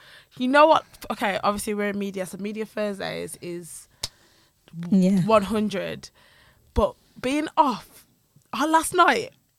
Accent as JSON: {"language": "English", "region": "Midlands", "country": "United Kingdom", "said": "I'm sick of being told all week that I don't sound like I'm from the Midlands."}